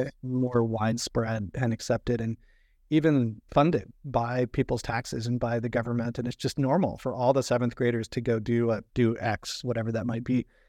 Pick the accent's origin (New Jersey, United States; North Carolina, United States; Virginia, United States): Virginia, United States; moved away as an adult; also born or lived in Florida; I grew up in Virginia and I grew up around boats on the Chesapeake Bay and the James River.